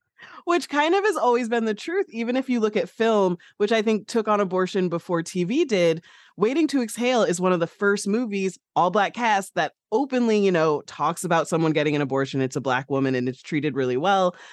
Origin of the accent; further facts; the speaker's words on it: Midwest, United States; I'm from the Midwest.